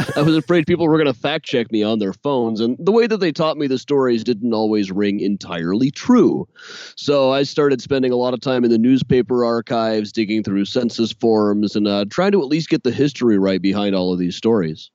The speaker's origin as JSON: {"language": "English", "town": "Des Moines", "region": "Iowa", "country": "United States", "tie": "born or raised there", "moved": "as an adult", "lives_now": "Chicago, United States", "said": "growing up in Des Moines"}